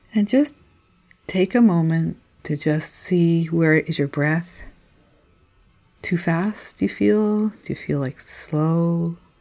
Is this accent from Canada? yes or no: yes; Montreal, Quebec, Canada; moved away; also born or lived in Cape Breton Island; I grew up in Montreal